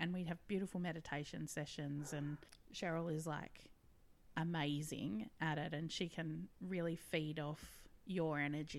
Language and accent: English; WA, Western Australia, Australia; moved away; it's my home state and I'm like, love it.